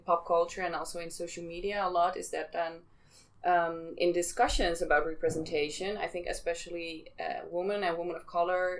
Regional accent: Amsterdam, North Holland, Netherlands; I'm from Amsterdam

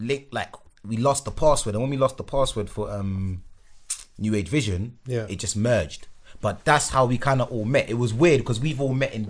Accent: London, United Kingdom; I'm this kid from Northwest

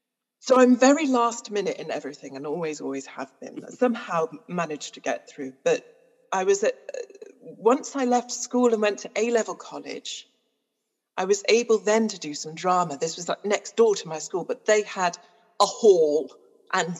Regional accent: Newcastle-under-Lyme, West Midlands, United Kingdom; we lived in a council estate in Stoke-on-Trent, well, Newcastle-under-Lyme, which is basically Stoke-on-Trent, so the potteries basically

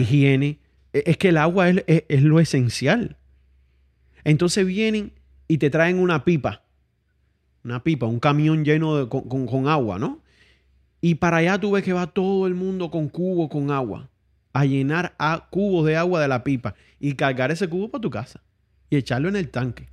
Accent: Santiago de Cuba, Cuba; now in Miami, United States; Santiago de Cuba, que es de donde yo soy

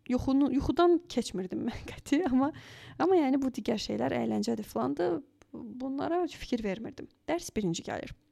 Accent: Azerbaijan; moved away as an adult; also born or lived in Baku; now in Germany; Mən düzdür, yəni Azərbaycandan gəlirəm.

